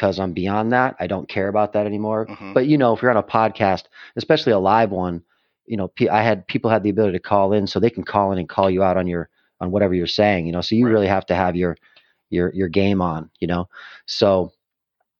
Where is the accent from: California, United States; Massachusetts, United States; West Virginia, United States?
Massachusetts, United States; Western; moved away as an adult; I spent most of my life in Massachusetts, Western Massachusetts